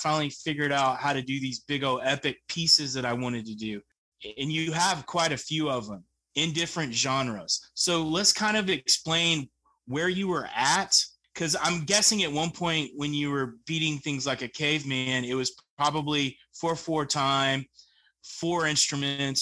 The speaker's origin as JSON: {"language": "English", "town": "Pipe Creek", "region": "Texas", "country": "United States", "tie": "born or raised there", "said": "I grew up in Bandera, Texas, and I say Bandera because I actually grew up in Pipe Creek"}